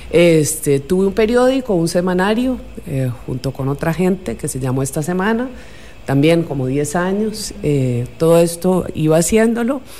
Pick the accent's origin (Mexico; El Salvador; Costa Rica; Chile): Costa Rica; accent: Costa Rican; also born or lived in Buenos Aires, Argentina / Colombia; yo nací en Buenos Aires, Argentina, y mis padres se fueron a Colombia primero, después llegamos aquí a Costa Rica, así que aquí hice la secundaria y ya, eh, digamos que ya me hice tica, me nacionalicé de hecho, eh, y hablo como tica.